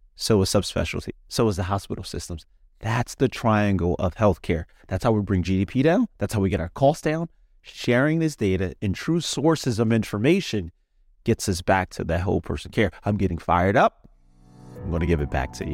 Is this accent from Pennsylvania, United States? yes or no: yes; Philadelphia, Pennsylvania, United States; I'm from Philadelphia, Pennsylvania.